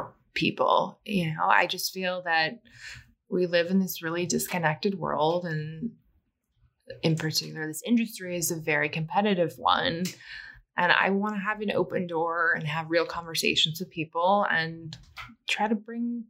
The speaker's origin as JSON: {"language": "English", "region": "Midwest", "country": "United States", "said": "I'm from the Midwest"}